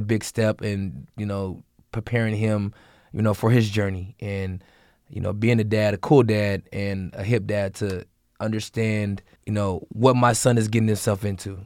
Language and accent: English; Seattle, Washington, United States; I'm a kid from Seattle, Washington